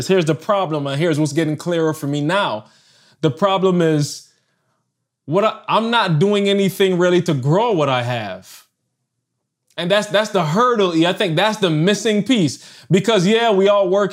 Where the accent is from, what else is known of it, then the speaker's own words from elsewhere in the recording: Barbados; moved away as an adult; I'm from Barbados